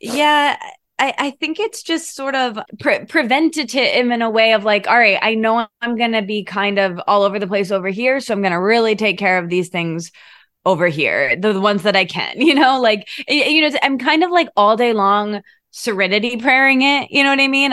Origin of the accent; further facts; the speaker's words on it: Michigan, United States; moved away as an adult; also born or lived in Detroit / Australia; now in Los Angeles, United States; I grew up in Michigan